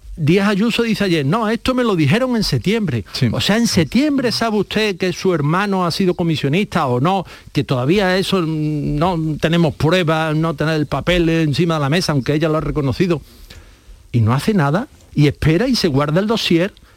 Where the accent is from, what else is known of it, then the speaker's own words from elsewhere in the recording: Spain; los españoles